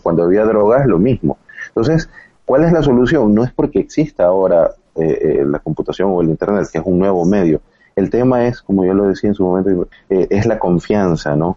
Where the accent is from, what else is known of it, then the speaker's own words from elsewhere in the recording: Ecuador; acá en Ecuador